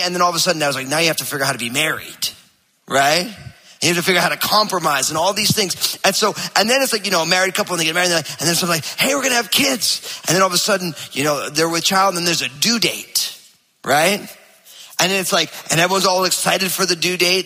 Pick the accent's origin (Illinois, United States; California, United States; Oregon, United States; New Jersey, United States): New Jersey, United States; I'm from New Jersey